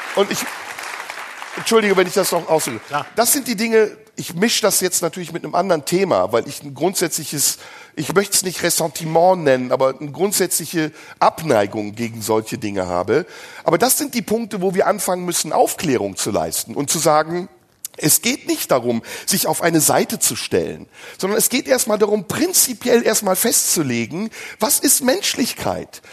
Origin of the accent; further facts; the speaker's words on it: Germany; Aber ich bin Deutscher. Ich lebe in diesem Land. Ich bin hier aufgewachsen